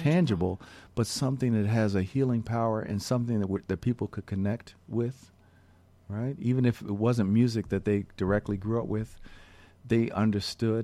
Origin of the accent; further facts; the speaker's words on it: Philadelphia, Pennsylvania, United States; some of the earliest jazz records that I heard growing up in Philadelphia